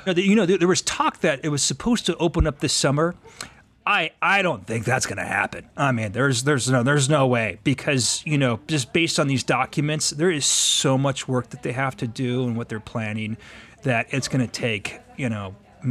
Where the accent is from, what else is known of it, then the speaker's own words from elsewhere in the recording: Denver, Colorado, United States; especially an iconic thing like this that is such a compass for a child's memory, you know, growing up in Denver